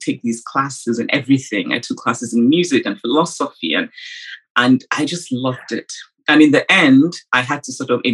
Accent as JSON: {"language": "English", "town": "Nsukka", "region": "Enugu State", "country": "Nigeria", "tie": "born or raised there", "said": "I grew up the fifth of six children in a university town in Nigeria, which was Nsukka"}